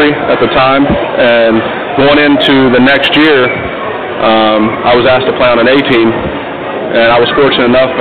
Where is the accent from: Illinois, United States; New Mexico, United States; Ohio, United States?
Ohio, United States; Delaware; I was born in Delaware, Ohio, small town just about 20 minutes north of Columbus